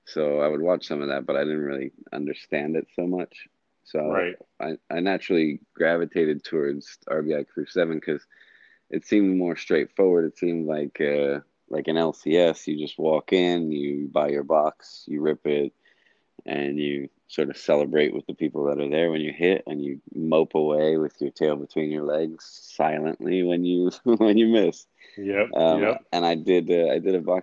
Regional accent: New Jersey, United States; moved away as an adult; also born or lived in New York; now in Doha, Qatar; I'm originally from New Jersey

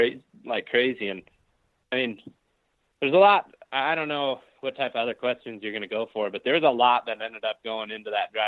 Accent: Ohio, United States; if I go to a new area in my home state of Ohio

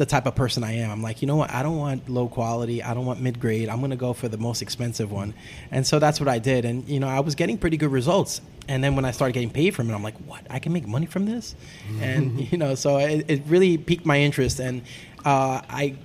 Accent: New York City, New York, United States; also born or lived in Long Island, New York; I was born in Brooklyn, New York, right here in Williamsburg. So we're really close to my old stomping ground for where I grew up and I was born.

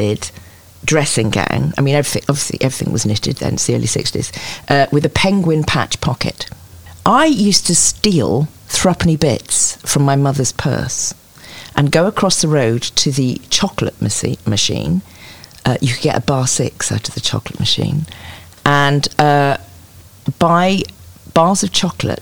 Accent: rural Cotswolds, South West England, United Kingdom; also born or lived in Clifton, Bristol / Leeds; We're in the rural Cotswolds

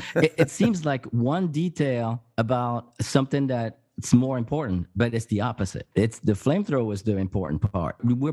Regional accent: France; moved away; I'm from France

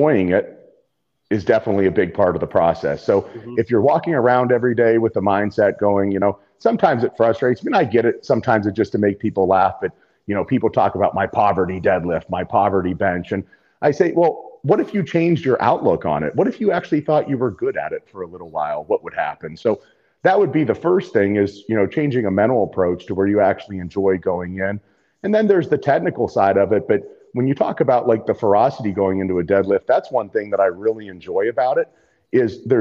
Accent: Ohio, United States; growing up in Ohio

